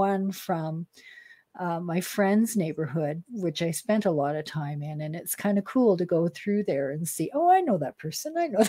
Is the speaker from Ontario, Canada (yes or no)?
no; Edmonton, Alberta, Canada; I'm from Edmonton